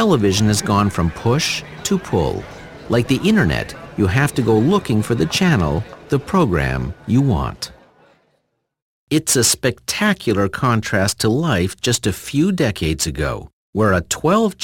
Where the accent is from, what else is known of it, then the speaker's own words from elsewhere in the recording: Sudbury, Ontario, Canada; Growing up in Sudbury